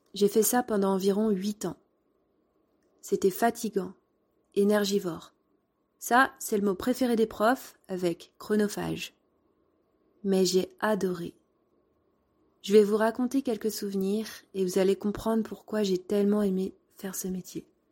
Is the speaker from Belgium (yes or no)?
no; France; Mais t'es né où Ben, en France